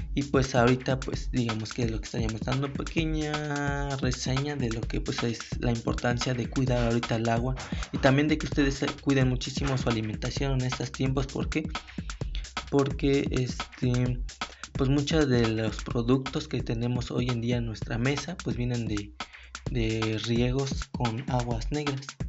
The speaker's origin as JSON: {"language": "Spanish", "country": "Mexico", "said": "nosotros como mexicanos"}